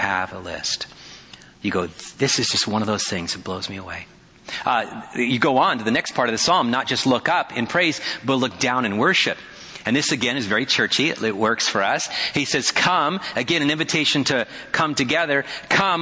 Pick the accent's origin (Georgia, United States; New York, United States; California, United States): California, United States; Petaluma; now in Kona, United States; my hometown of Petaluma